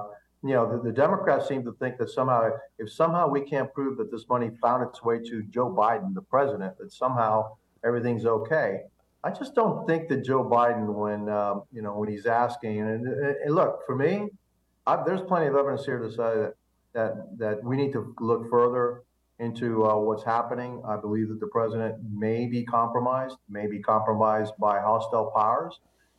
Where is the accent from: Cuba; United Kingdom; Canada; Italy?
Cuba; now in United States; Remember, I came from Cuba, and the Russian government helped keep my people, still is helping keep the Cuban people under the yoke of communism.